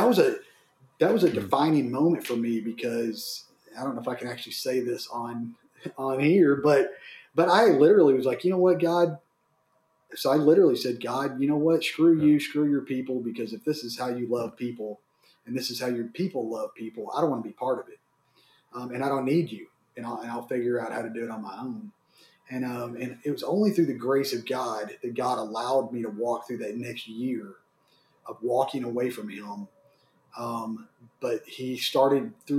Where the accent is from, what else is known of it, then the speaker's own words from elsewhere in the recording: Waco, Texas, United States; also born or lived in Dallas; I grew up in Waco, Texas.